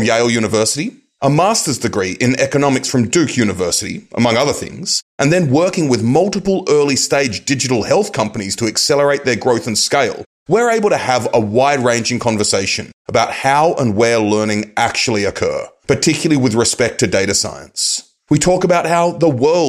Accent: Australia; moved away; growing up in Australia, I always had a winter birthday

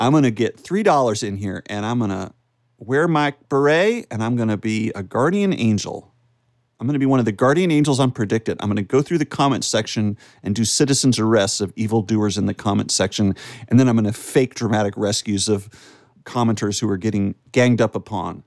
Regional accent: United States; accent: American; my regular American accent

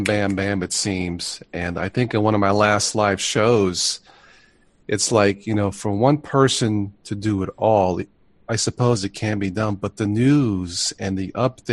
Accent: New York, United States; moved away; also born or lived in Florida; I was born in New York

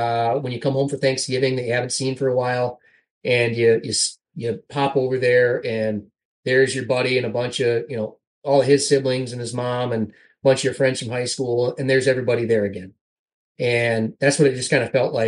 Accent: South Dakota, United States; growing up in South Dakota

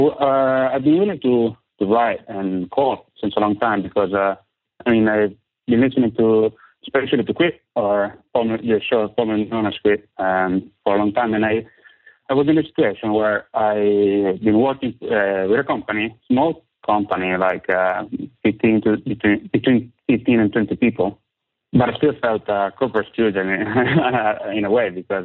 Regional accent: San Marino; English is a second language; So, I come from Italy.

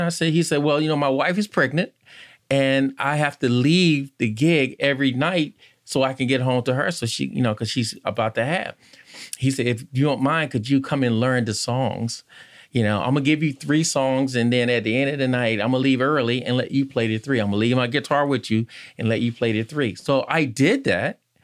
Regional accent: Conway, North Carolina, United States; now in Richmond, United States; I'm from Conway, North Carolina, and I guess they called it the cotton fields

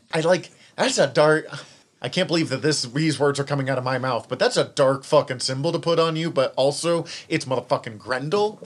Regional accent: Western Montana, United States; accent: Western Montana; my Western Montana accent

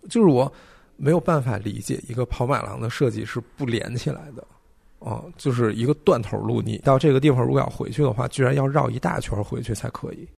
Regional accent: China; 作为中国人

